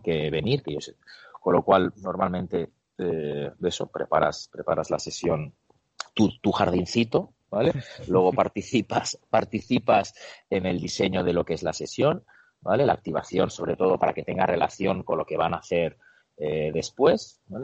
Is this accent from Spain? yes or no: yes; Barcelona, Catalonia, Spain; moved away as an adult; also born or lived in Ukraine / Buenos Aires, Argentina; now in Seville, Spain; he vivido en Buenos Aires, Argentina, he vivido y estoy viviendo en Sevilla y soy de Barcelona